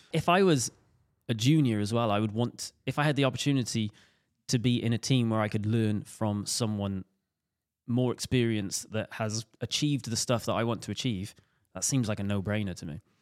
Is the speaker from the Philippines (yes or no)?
no; Welsh, Wales, United Kingdom; me being Welsh